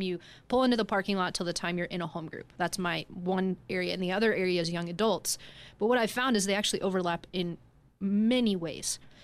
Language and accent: English; Denver, Colorado, United States; we are both from Denver